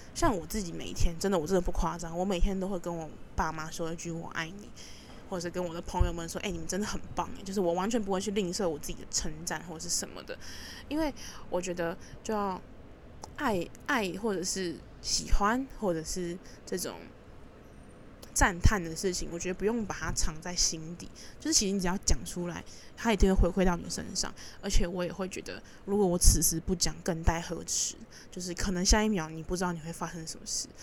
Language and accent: Chinese; Taipei, Taiwan; 我是一个土生土长的台北人